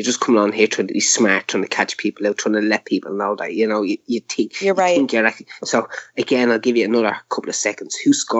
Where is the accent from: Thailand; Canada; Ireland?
Ireland; I'm Irish.